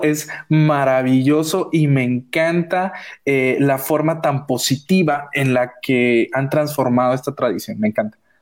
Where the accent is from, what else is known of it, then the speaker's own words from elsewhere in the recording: Guatemala; somos guatemaltecos